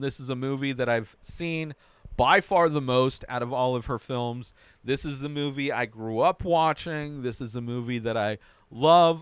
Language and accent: English; Southern California, United States; I grew up in Southern California, not necessarily at the beach